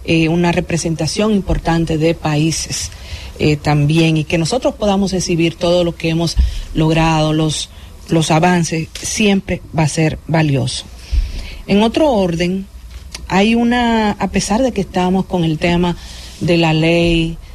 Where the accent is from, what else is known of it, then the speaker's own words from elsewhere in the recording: Dominican Republic; contenta como dominicana